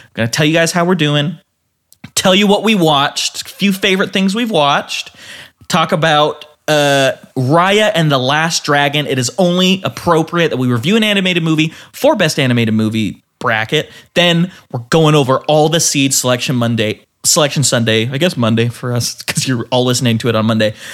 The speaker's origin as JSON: {"language": "English", "region": "Utah", "country": "United States", "tie": "born or raised there", "said": "And we grew up in Utah."}